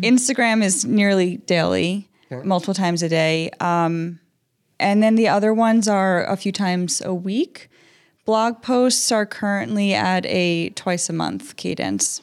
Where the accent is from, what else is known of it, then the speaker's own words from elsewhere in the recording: Long Island, New York, United States; moved away as an adult; now in Minnesota, United States; I'm from New York originally. I grew up on Long Island